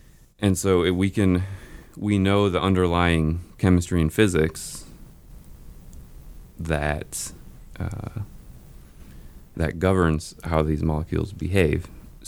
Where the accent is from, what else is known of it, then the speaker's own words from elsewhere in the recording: St. Louis, Missouri, United States; now in Kansas City, United States; St. Louis.